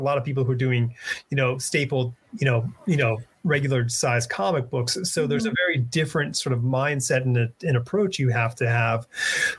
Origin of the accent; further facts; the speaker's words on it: Connecticut, United States; I grew up in Connecticut